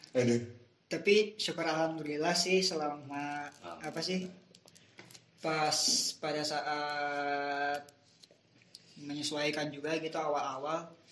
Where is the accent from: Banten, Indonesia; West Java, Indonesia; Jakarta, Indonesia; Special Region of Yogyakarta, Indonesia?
West Java, Indonesia; Cipanas; moved away as an adult; now in Bandung, Indonesia; dari umur dari lahir sampai gue 2016 lulus SMK itu gue di daerah gue terus di Cipanas. Nah pas pindah ke Bandung